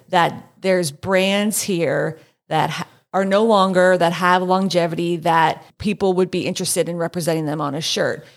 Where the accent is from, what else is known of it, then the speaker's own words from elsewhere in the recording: Allentown, Pennsylvania, United States; a wistful exploration of my hometown's enduring attachment to Hess's department store